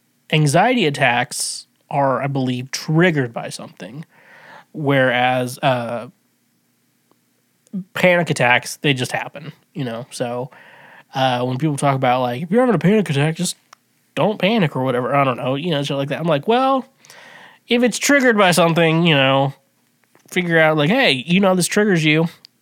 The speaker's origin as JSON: {"language": "English", "region": "Midwest", "country": "United States", "said": "I'm from the Midwest"}